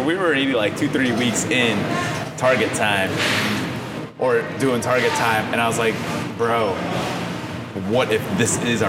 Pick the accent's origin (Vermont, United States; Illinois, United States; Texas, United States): Illinois, United States; Berwyn; moved away as an adult; now in Chicago, United States; Born and raised in Berwyn. Well, actually, I was born in Chicago in the hospital, but born and raised, pretty much raised in Berwyn.